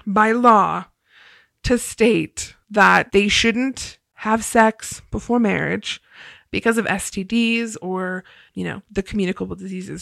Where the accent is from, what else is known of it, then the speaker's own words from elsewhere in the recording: Ohio, United States; moved away as an adult; also born or lived in Idaho / Utah; growing up in Ohio